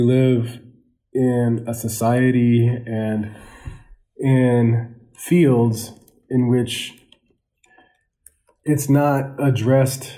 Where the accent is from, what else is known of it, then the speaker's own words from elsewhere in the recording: Portland, Oregon, United States; moved away; a young African-American male growing up in Portland, Oregon